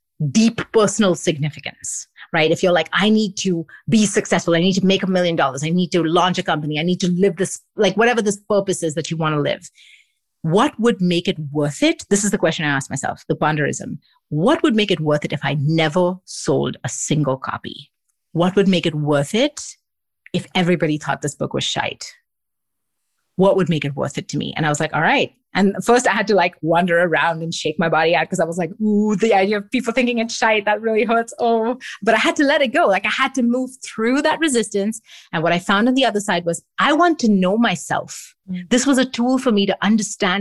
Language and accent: English; Mumbai, Maharashtra, India; also born or lived in Singapore / England; now in Montreal, Canada; I grew up in Mumbai.